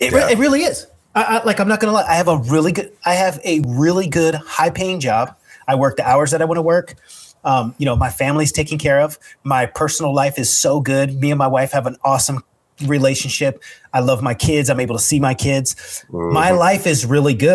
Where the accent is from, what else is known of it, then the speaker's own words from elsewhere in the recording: California, United States; also born or lived in North Hollywood, Los Angeles; Me being a Californian